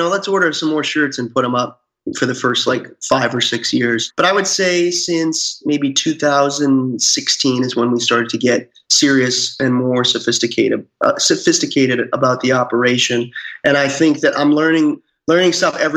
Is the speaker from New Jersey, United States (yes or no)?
no; Salem, Massachusetts, United States; I grew up around the Salem area